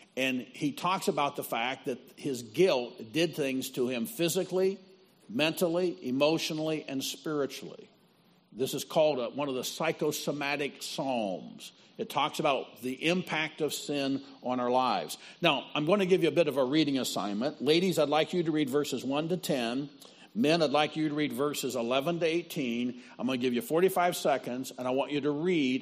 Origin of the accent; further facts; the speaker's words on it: Midwest, United States; I'm from out of town. I'm from the Midwest